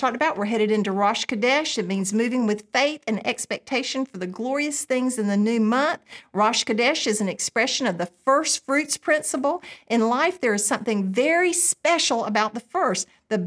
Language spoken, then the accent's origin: English; United States; I grew up in America